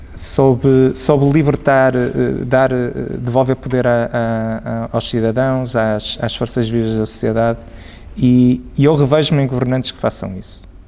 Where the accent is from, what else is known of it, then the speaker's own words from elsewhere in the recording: Portugal; enquanto portugueses